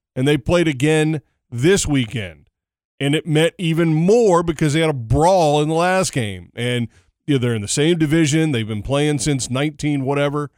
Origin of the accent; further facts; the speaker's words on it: Dallas, Texas, United States; I'm from Dallas.